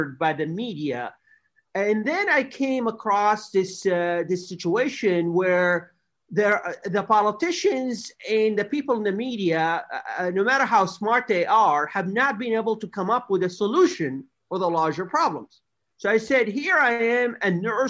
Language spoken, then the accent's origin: English; America's Midwest, United States; I grew up in America's Midwest, a beautiful part of the United States